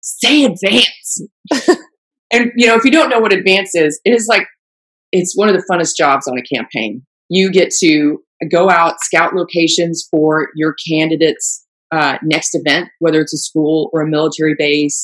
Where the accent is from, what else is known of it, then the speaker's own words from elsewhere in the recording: Germany; moved away; I grew up in Germany, so I'm fluent in German